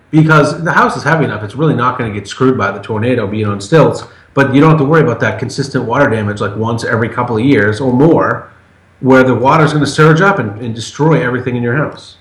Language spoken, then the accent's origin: English; Massachusetts, United States; moved away; also born or lived in Portland, Maine; I'm from Massachusetts, and I lived for ten years 100 miles north up by Portland, Maine